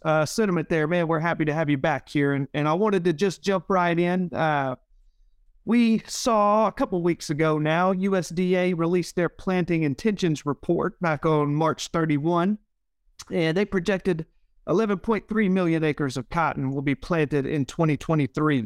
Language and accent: English; Leland, Mississippi, United States; my hometown of Leland